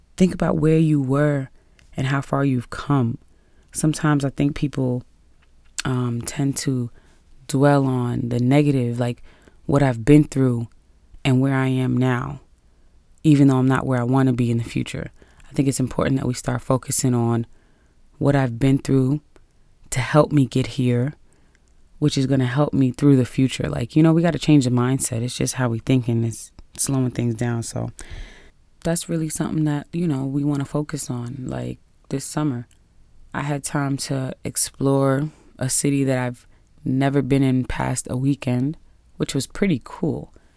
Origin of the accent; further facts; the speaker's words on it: New York City, New York, United States; being a New Yorker